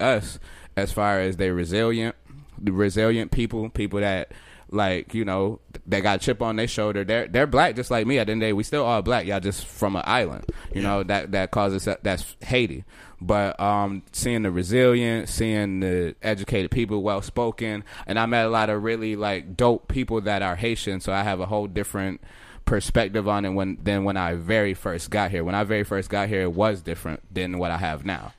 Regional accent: Florida, United States; where I was in Florida was in the trenches

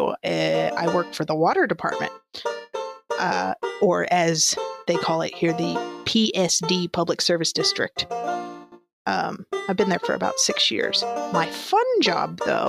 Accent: Wheeling, West Virginia, United States; also born or lived in Ohio; I am from Wheeling, West Virginia, born and raised.

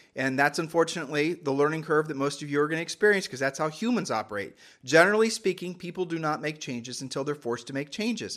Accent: Ohio, United States; we're from Ohio

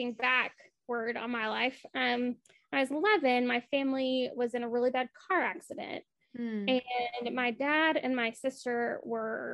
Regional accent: Appalachia, United States; I grew up in Appalachia, specifically

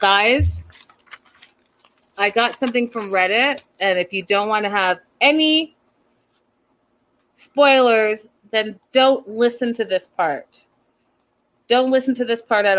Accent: Pacific Northwest, United States; I am from the Pacific Northwest

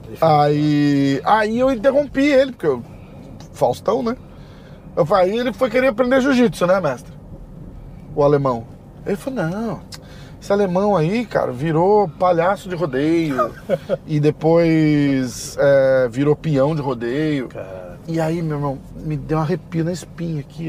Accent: Brazil; eu sou do Brasil

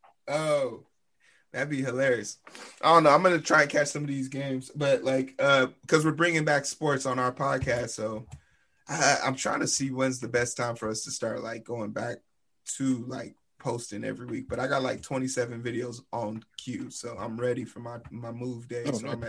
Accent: Texas, United States; Bro, I'm from Texas.

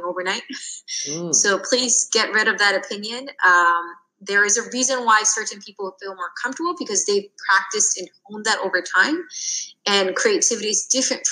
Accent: United States; I'm Korean American

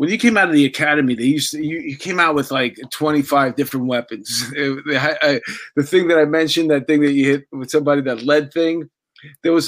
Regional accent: New York City, New York, United States; I lived in Astoria. I grew up in Astoria.

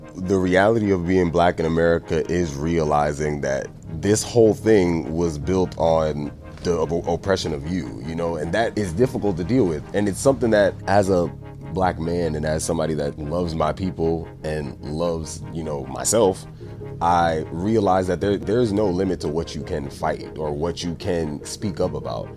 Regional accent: New York City, New York, United States; now in Venice, United States; I'm from New York. Chopped cheese, bacon, egg, and cheese, all that. That's what that's what I grew up on

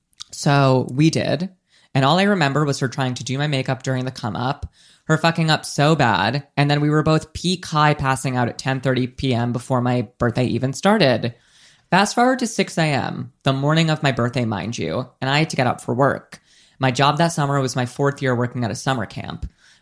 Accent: Rhode Island, United States; I'm also from Rhode Island and went to the same high school as Nika.

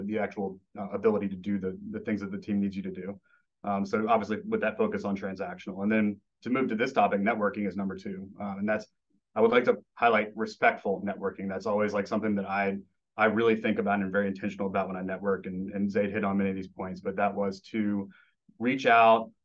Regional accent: Memphis, Tennessee, United States; moved away; I'm originally from Memphis, which is, you know, basketball's in the blood of the city

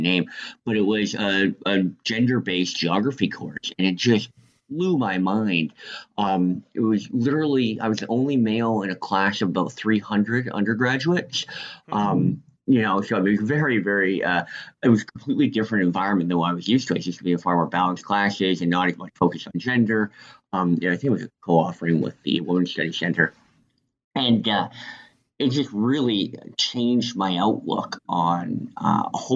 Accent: Northern Canada, Canada; moved away as an adult; also born or lived in Washington State; now in Washington, United States; I'm actually from Canada. I grew up in northern Canada

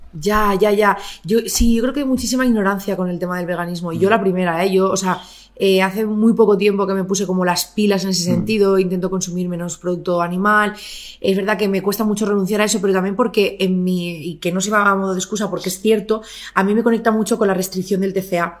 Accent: Barcelona, Catalonia, Spain; moved away as an adult; also born or lived in Murcia; yo nací en Barcelona, eh, crecí en Barcelona hasta los 24

